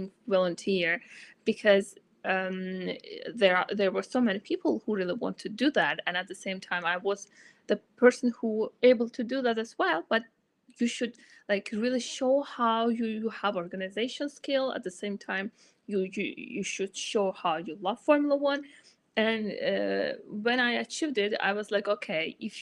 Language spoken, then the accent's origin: English; Azerbaijan; first language Azerbaijani; English is a second language; My native language is Azerbaijani